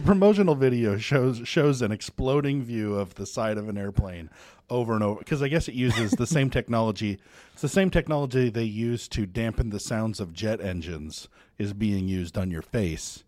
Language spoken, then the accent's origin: English; United States; I'm American